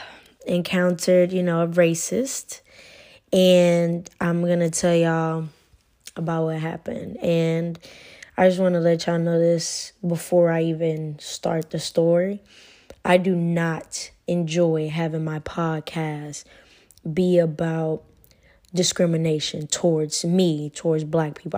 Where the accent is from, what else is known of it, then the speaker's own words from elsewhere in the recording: United States; moved away as an adult; now in Italy; I'm American